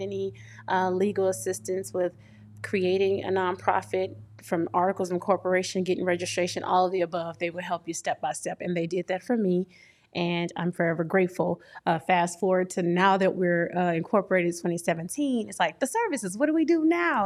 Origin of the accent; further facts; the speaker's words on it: Port Arthur, Texas, United States; moved away as an adult; also born or lived in Illinois (St. Louis metro area); now in Illinois, United States; I hail from Texas, Port Arthur, Texas, to be exact. I've been here almost seven years now. I'm on the Illinois side